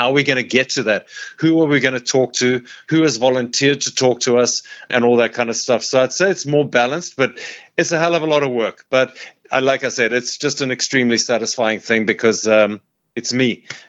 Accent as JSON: {"language": "English", "country": "South Africa", "said": "I can roll my R's because I'm from South Africa, so it's kind of a kind of guttural Afrikaans, but I love them."}